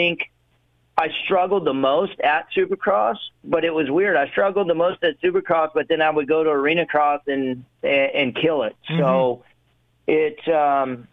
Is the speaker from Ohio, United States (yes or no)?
yes; Ohio, United States; growing up in Ohio